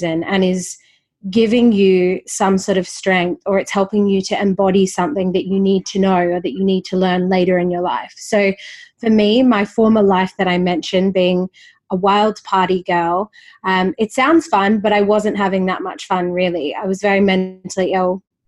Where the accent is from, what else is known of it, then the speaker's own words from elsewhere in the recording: Perth, Western Australia, Australia; also born or lived in Sydney; I grew up in Perth. I lived 6 years in Sydney from 19 to 25.